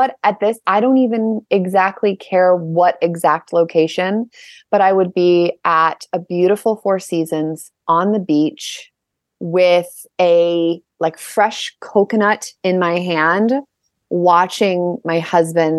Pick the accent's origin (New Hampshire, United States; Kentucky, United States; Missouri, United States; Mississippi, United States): Missouri, United States; St. Louis; I grew up in the Midwest in a relatively small city. It's called St. Louis. So St. Louis, Missouri